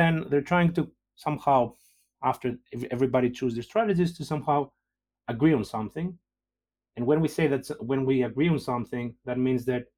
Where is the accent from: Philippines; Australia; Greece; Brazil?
Greece; moved away as an adult; also born or lived in Denmark / Oxford, United Kingdom / Lausanne, Switzerland; now in Liverpool, United Kingdom; I'm originally from Greece, you know, have been around. I did my PhD in Denmark. Then I moved to Oxford, then I moved to Lausanne in Switzerland, and then finally here.